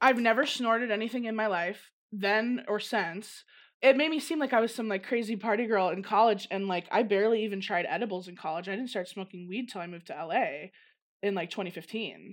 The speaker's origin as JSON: {"language": "English", "area": "Downers Grove", "region": "Illinois", "country": "United States", "tie": "born or raised there", "also_born_or_lived": "Los Angeles", "moved": "as an adult", "lives_now": "Arizona, United States", "said": "from the suburbs of Chicago, Jenners Grove. Grew up there in the same house since I was eighteen"}